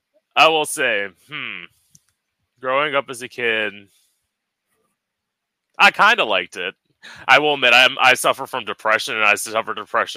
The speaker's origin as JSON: {"language": "English", "town": "Port St. Lucie", "region": "Florida", "country": "United States", "tie": "born or raised there", "said": "I grew up here."}